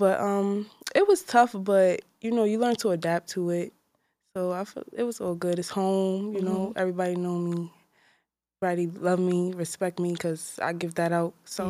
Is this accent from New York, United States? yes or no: yes; New York City, New York, United States; Marcy, son. I'm from Marcy Houses.